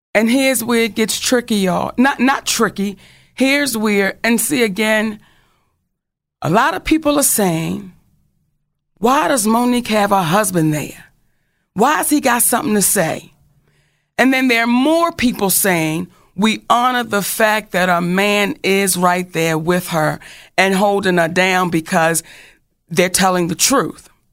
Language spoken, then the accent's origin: English; Baltimore, Maryland, United States; I'm from Baltimore